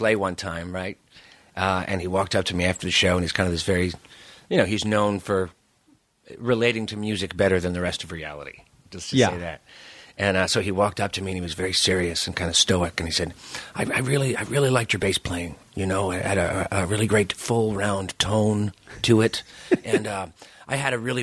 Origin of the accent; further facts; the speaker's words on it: New York, United States; also born or lived in Seattle / Netherlands; now in Los Angeles, United States; Growing up in New York